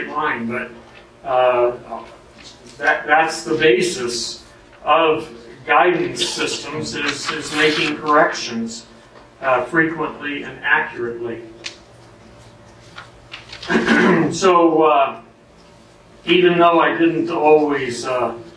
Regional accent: United States; I'm an American male

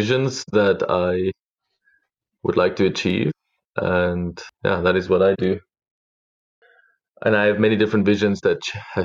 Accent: Mpumalanga, South Africa; moved away as an adult; also born or lived in Middelburg / Bethal; now in Vancouver, Canada; I'm originally from South Africa. I was born in a little country farm, grew up between a farm and a country town.

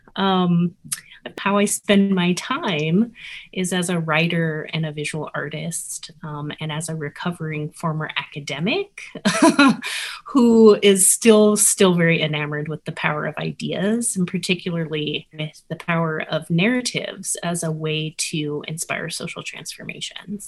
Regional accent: Albuquerque, New Mexico, United States; also born or lived in Kansas; now in Erhard, Minnesota, United States; I was born in Kansas, but grew up in New Mexico.

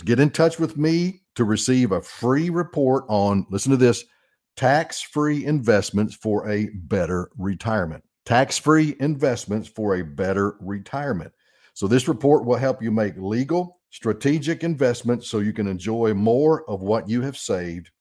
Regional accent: Arkansas, United States; I'm born and raised in Arkansas

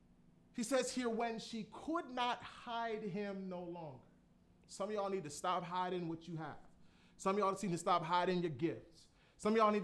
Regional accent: Florida, United States; I'm from Florida

